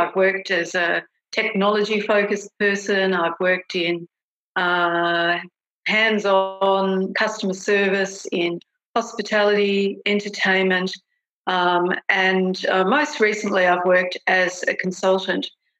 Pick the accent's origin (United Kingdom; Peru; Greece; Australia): Australia; particularly as an Australian managing a lot of New Zealanders, the immediate acceptance of me, accepting me as, you know, one of their own